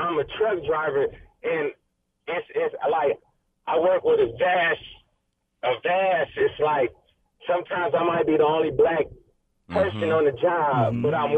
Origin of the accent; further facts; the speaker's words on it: Tennessee, United States; also born or lived in Grand Rapids, Michigan; I was raised in Tennessee and I was raised in Grand Rapids.